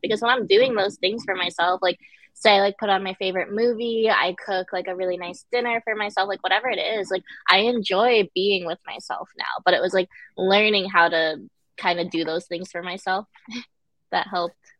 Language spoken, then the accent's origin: English; Connecticut, United States; also born or lived in Guangzhou, China; I pretty much grew up and was raised in Connecticut.